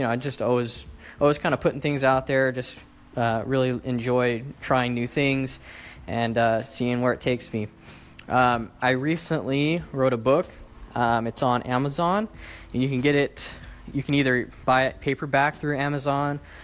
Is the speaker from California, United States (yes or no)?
yes; Sacramento, California, United States; I am from Sacramento, California